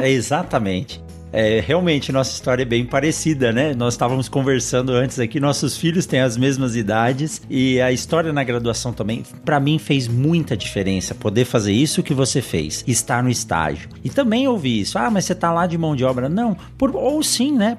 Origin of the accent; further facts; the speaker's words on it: São Paulo, Brazil; also born or lived in Botucatu; eu nasci em São Paulo, eu conhecia pouco do agronegócio nascendo em São Paulo